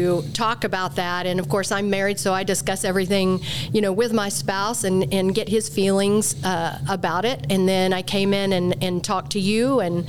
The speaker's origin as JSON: {"language": "English", "region": "Oklahoma", "country": "United States", "said": "I'm from Oklahoma"}